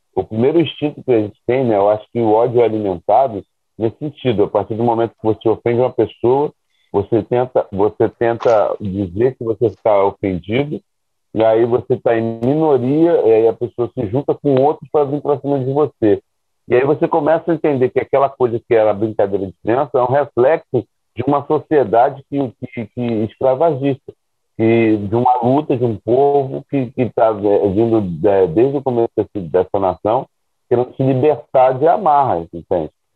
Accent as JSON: {"language": "Portuguese", "region": "Rio de Janeiro", "country": "Brazil", "tie": "born or raised there", "said": "eu vinha do Vidigal"}